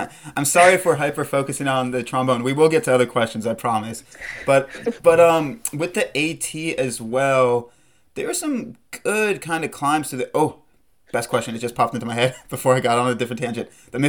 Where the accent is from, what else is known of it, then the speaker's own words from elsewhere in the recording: East Coast, United States; growing up on the East Coast, I did as well